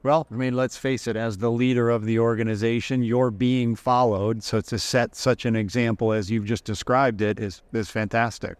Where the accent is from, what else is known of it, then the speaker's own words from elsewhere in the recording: Massachusetts, United States; I grew up in Massachusetts